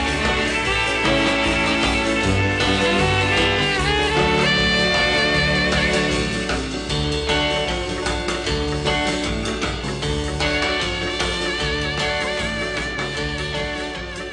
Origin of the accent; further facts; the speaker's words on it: Long Beach, California, United States; Long Beach, which is my hometown